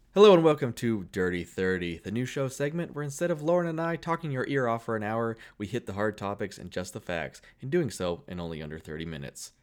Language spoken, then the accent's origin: English; Keene, New Hampshire, United States; Keene, New Hampshire, my hometown